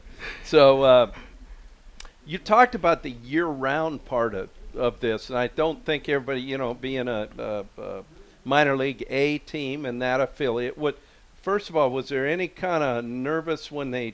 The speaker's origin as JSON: {"language": "English", "town": "Missoula", "region": "Montana", "country": "United States", "tie": "born or raised there", "moved": "yes", "lives_now": "Lansing, United States", "said": "my hometown, Missoula"}